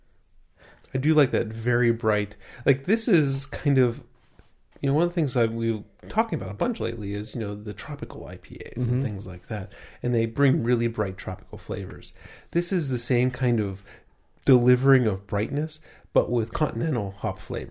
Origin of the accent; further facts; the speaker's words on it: United States; I am American